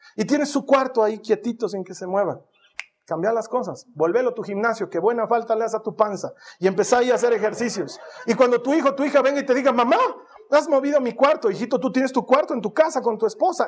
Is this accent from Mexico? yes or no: no; Bolivia; moved away; lo lindo que era la vida en Bolivia